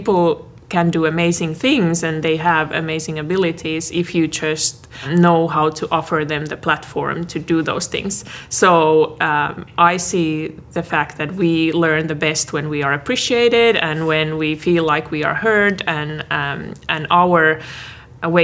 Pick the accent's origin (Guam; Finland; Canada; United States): Finland; moved away as an adult; Originally, I'm from Finland.